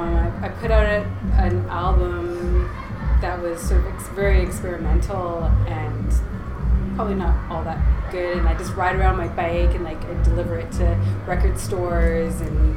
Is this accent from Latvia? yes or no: no; Vancouver, British Columbia, Canada; now in Victoria, Canada; I was born pretty much raised in Vancouver, always on the West Coast.